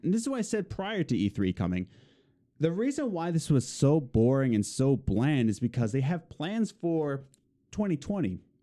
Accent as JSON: {"language": "English", "town": "Philadelphia", "region": "Pennsylvania", "country": "United States", "said": "we're from Philly"}